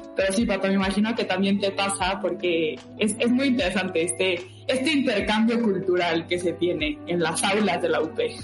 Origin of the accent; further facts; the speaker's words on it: Monterrey, Nuevo León, Mexico; moved away as an adult; now in Mexico City, Mexico; soy de Monterrey, me vine a la Ciudad de México hace cinco años a empezar la carrera de comunicación.